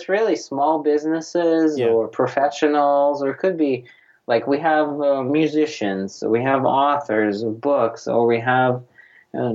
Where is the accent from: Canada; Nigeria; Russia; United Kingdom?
Russia; English is a second language; now in United States; You know, I grew up in Soviet Union and came here in 1993. It was January of 1993, January 28th, my big immigration from Soviet, well, it was Russia by that time, 93.